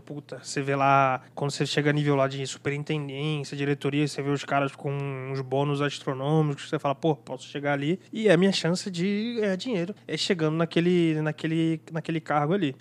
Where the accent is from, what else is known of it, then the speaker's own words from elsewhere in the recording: Nova Friburgo, Rio de Janeiro, Brazil; moved away as an adult; now in São Paulo, Brazil; sou de Nova Friburgo, Rio de Janeiro, né? Mudei pra São Paulo tem seis anos, quase que exato.